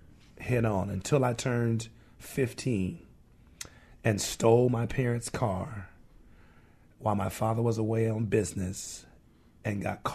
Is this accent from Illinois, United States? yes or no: yes; Chicago, Illinois, United States; moved away; also born or lived in Detroit, Michigan; I was born in Detroit, raised in Chicago.